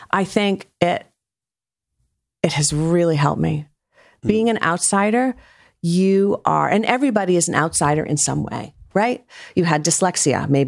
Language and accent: English; Rhode Island, United States; I grew up in Rhode Island.